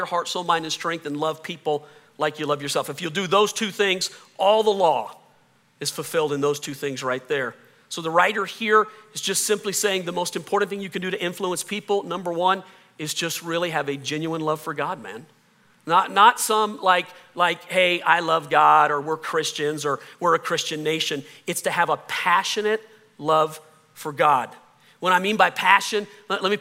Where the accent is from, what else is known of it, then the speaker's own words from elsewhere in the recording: the South, Southern United States, United States; accent: Southern; I can hear my Southern accent come out